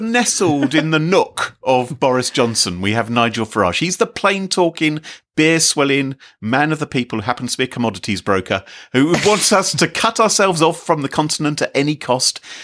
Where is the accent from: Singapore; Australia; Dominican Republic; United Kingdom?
United Kingdom; we here in Britain, we're all British